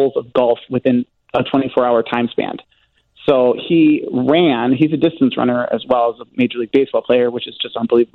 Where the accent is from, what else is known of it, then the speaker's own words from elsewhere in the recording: Minnesota, United States; I come from Minnesota, where, you know, it's Minnesota nice